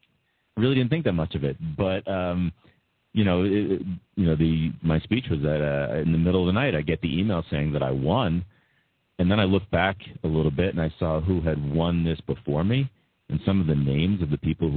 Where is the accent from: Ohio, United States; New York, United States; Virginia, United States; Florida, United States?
New York, United States; Massapequa; I've been a soccer player since I was 5 growing up in Massapequa.